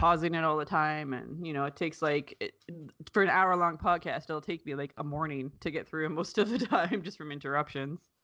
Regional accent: Canada; I'm Canadian

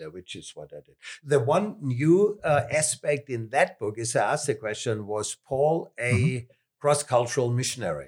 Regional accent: Southern Germany, Germany; accent: southern German; English is a second language; moved away as an adult; also born or lived in Philippines; I am German, more particularly southern German.

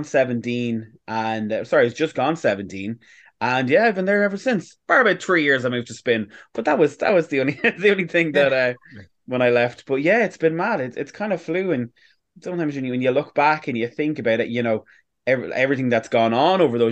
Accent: Navan, Leinster, Ireland; moved away; I'm originally from Navan, and I went back home at the weekend

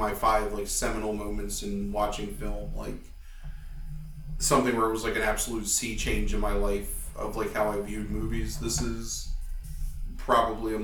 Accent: United States; we're American

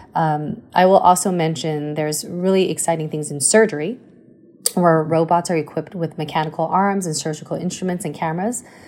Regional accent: Taipei, Taiwan; moved away; also born or lived in United States; I grew up in Taiwan, came to the States when I was two, but I went back when I was actually seven again, um, and uh, went through elementary school in Muzha

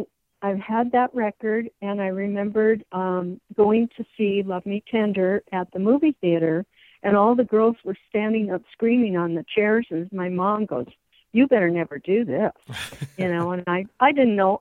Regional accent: Spokane, Washington, United States; I was born in Spokane, and I've lived here my whole life

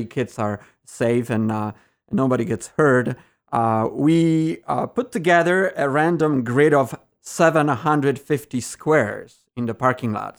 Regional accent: Poland; now in Evergreen Park, United States; I was born and raised in Poland on a farm, so I'm a farm boy.

